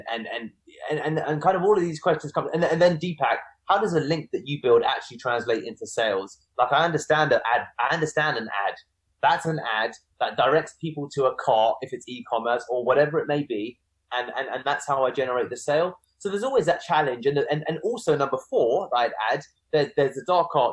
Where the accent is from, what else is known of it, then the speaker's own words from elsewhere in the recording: United Kingdom; I'm British, but I'm also Indian.